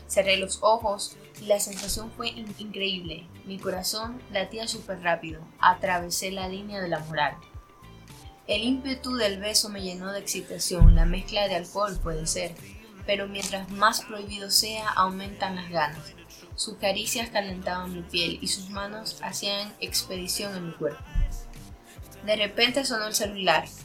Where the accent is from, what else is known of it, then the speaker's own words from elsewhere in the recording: Barquisimeto, Lara, Venezuela; moved away; Soy de Barquisimeto, Estado Lara, Venezuela pero yo me fui de Venezuela no por problemas económicos, busqué otra salida.